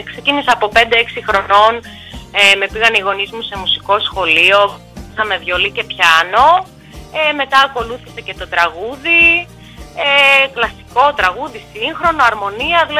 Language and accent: Greek; Russia; Οι παππούδε είναι από το Πόντο και οι γονεί μου πήγαν για σπούδε στη Ρωσία. Εγώ έχω γεννηθεί στη Ρωσία από Έλληνε γονεί.